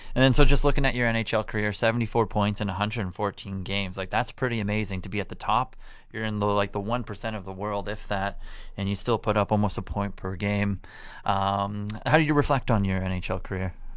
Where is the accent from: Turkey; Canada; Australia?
Canada; growing up in Canada